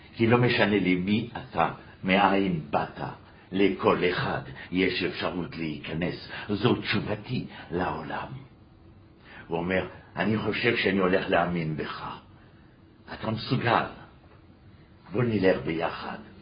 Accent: France; moved away; גדלנו בשמאל הקיצוני בצרפת

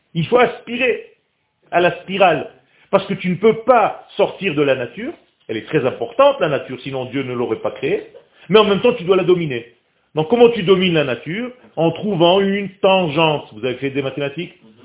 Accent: Israel; first language Hebrew; French is a second language; je suis israélien. Je suis né en Israël, ma langue natale, c'est l'hébreu

